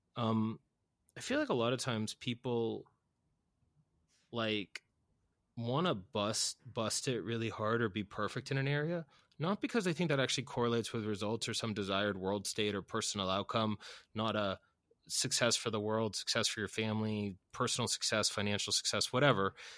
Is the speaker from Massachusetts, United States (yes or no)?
yes; Boston, Massachusetts, United States; I'm from Boston